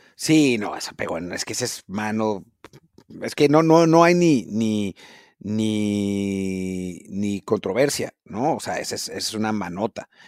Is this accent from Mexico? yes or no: yes; Mexico; nuestro problema como mexicanos